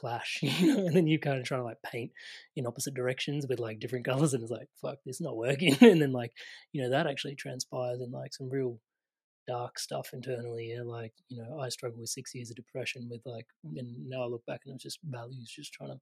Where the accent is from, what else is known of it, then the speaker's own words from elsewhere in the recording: Australia; I grew up Indian in an Australian culture